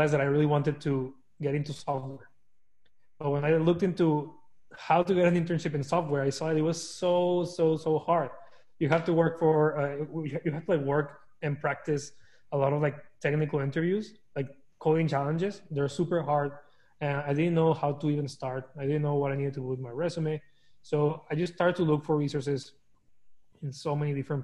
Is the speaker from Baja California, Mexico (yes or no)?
no; Torreón, Coahuila, Mexico; moved away as an adult; also born or lived in El Paso, Texas; now in United States; So I was born and raised in Mexico in a small town called Torreón. I was there for like 19 years until I decided to move to the US for college.